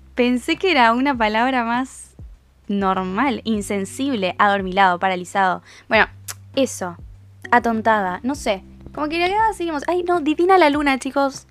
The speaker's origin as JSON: {"language": "Spanish", "country": "Uruguay", "said": "Yo no soy argentina, soy uruguaya"}